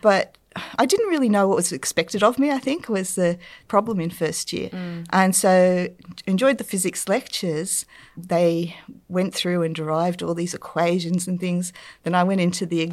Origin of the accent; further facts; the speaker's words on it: Newcastle, New South Wales, Australia; I grew up in Newcastle, so there was a lot of industry there